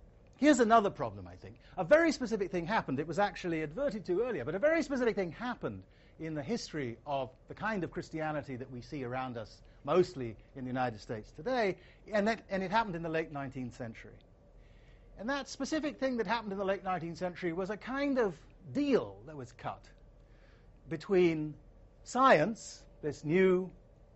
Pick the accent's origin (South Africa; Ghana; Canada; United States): Ghana; Asante, Ashanti; coming into the country that I grew up in, Ghana, the society that I grew up in, Asante